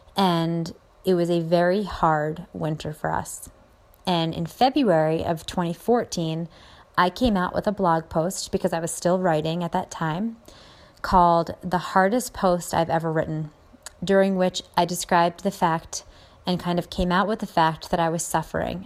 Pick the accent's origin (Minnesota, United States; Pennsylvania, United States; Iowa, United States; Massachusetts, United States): Pennsylvania, United States; Philadelphia; I'm from the Philly area